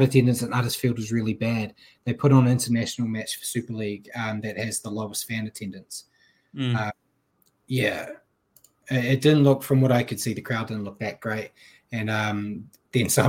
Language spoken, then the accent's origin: English; New Zealand; as a Kiwi